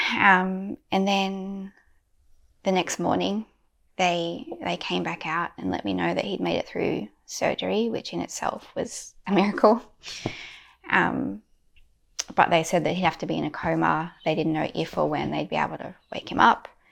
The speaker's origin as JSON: {"language": "English", "country": "Australia"}